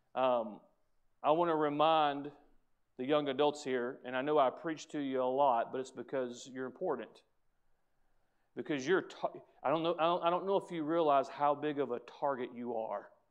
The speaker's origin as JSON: {"language": "English", "country": "United States", "said": "As an American"}